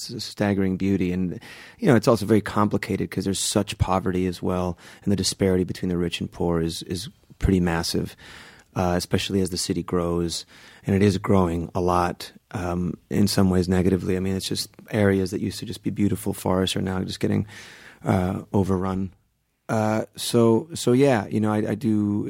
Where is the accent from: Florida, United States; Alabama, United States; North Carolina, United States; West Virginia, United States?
Florida, United States; Kendall; So yeah, mostly South Florida. It was in Kendall, and then I went to high school in Palm Beach.